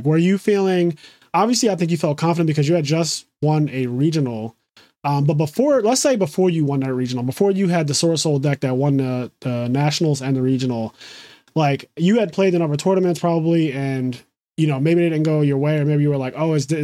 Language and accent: English; Philadelphia, Pennsylvania, United States; I'm born and raised in Philly.